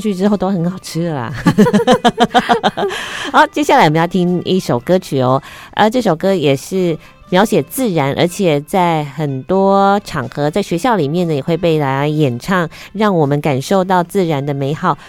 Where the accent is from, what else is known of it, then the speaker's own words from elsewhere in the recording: Taiwan; 我们台湾人